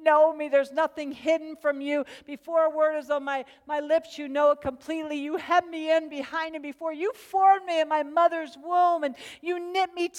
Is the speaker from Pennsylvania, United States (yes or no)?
yes; Pennsylvania, United States; moved away as an adult; also born or lived in Charlotte, North Carolina; I was born and raised in Pennsylvania. I was Pennsylvania Dutch.